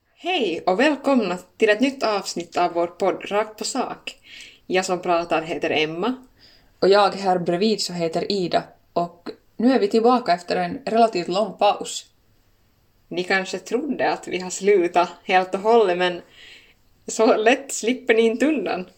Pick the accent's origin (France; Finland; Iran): Finland; accent: Finland-Swedish; first language Swedish; moved away as an adult; now in Stockholm, Sweden; som ni hör så håller jag nog ganska bestämt fast vid min finlandssvenska